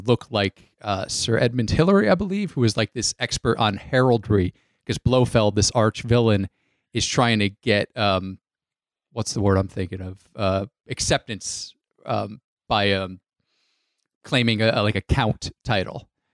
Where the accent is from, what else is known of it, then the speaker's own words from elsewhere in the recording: Connecticut, United States; I grew up in Connecticut